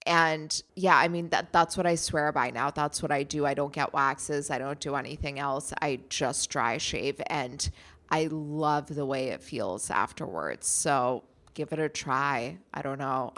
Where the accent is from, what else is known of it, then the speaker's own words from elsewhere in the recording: Germany; moved away; I grew up in Germany.